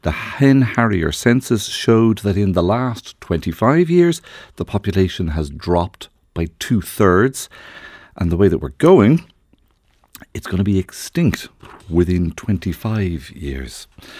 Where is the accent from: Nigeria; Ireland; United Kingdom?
Ireland; Kildare, Leinster; I grew up in Kildare